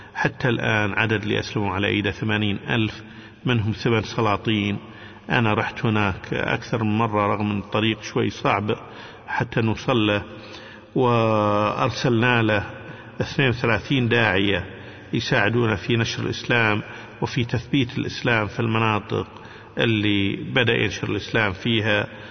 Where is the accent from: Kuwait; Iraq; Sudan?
Kuwait; عندنا في الكويت